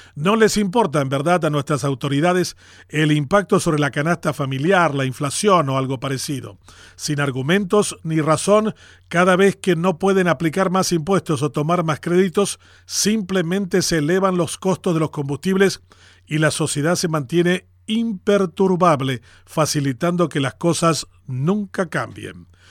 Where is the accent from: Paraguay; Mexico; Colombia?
Paraguay; así nomás somos los paraguayos